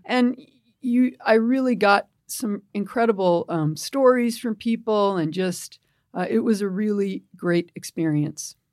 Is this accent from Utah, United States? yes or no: no; Pelham, New York, United States; now in San Francisco, United States; I grew up in a town, uh, in New York, just outside of New York City, called Pelham.